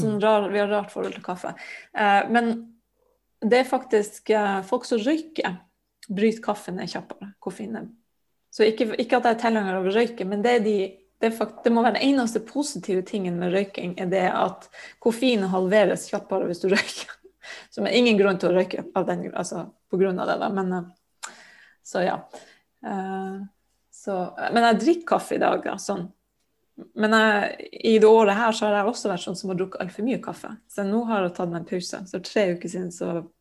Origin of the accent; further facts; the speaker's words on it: Sørøya, Finnmark, Norway; jeg er jo fra Finnmark, da, fra Sørøya som ligger sørvel på Sørøya, som ligger rett utenfor Hammerfest.